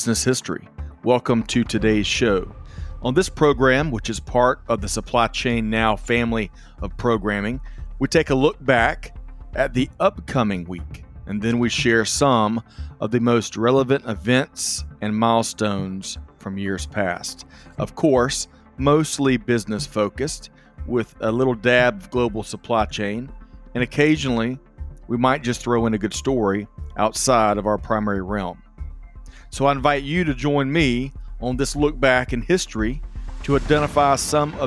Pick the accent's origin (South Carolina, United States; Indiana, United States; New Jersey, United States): South Carolina, United States; Aiken; growing up in Aiken, South Carolina